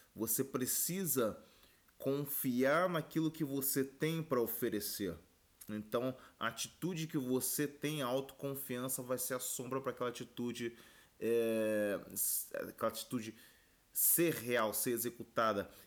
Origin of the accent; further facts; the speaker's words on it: Brazil; também sou brasileiro